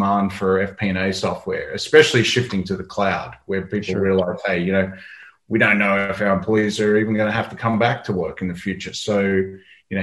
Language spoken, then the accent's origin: English; Australia; I'm an Australian